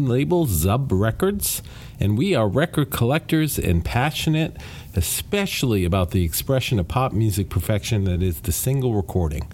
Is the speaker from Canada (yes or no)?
no; United Kingdom; I am British